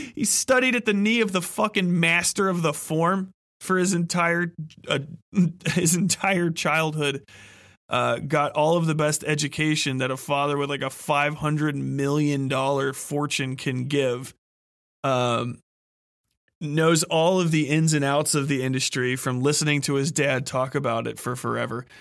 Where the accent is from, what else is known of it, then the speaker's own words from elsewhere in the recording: Cincinnati, Ohio, United States; growing up in Cincinnati, which I have learned since is a terrible place to learn about cars because we don't have vehicle inspections in our state